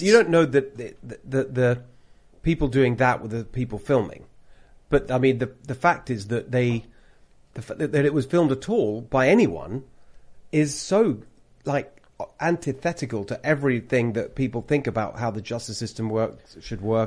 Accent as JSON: {"language": "English", "country": "United Kingdom", "accent": "British", "moved": "as an adult", "lives_now": "California, United States", "said": "I've got a British accent"}